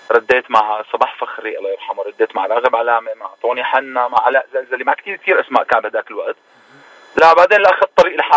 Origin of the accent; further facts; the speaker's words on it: Syria; also born or lived in Lebanon; now in Toronto, Canada; لا قعدت بلبنان اربع سنين